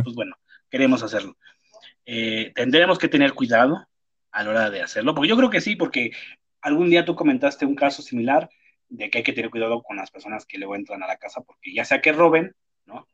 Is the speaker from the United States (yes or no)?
no; Mexico; en mi país, en mi país, aquí en México